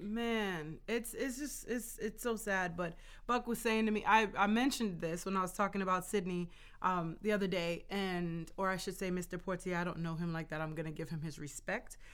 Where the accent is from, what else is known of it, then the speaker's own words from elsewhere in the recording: Jamaica; now in United States; I'm Jamaican, so in my culture, it is a male-dominated culture